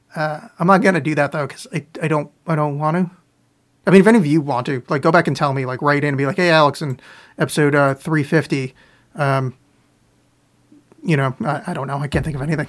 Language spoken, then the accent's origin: English; Canada; I'm from Canada now, I say